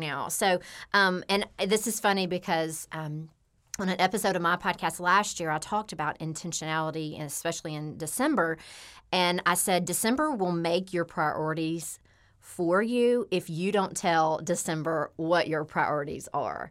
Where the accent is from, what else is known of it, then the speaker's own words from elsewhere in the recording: Memphis, Tennessee, United States; I grew up here in Memphis, Tennessee.